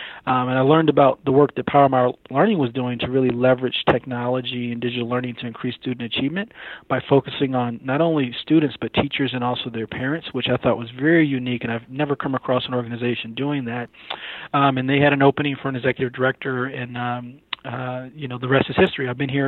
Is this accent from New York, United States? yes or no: yes; Syracuse, New York, United States; moved away as an adult; now in Atlanta, United States; Yeah, so I'm actually from Syracuse, New York. Grew up a very cold place.